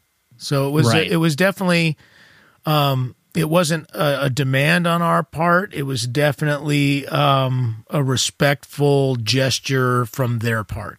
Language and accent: English; San Jose, California, United States; I was South Bay. I was from San Jose, so I was an hour south.